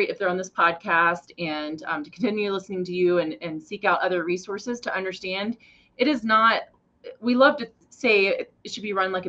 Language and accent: English; Goshen, Wyoming, United States; now in Cheyenne, United States; I came from Goshen